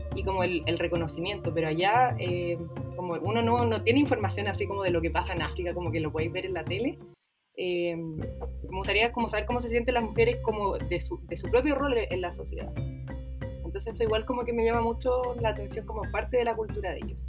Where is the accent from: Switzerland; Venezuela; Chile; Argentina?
Chile; Viña del Mar, Valparaíso; soy de Viña, toda la vida he sido de acá.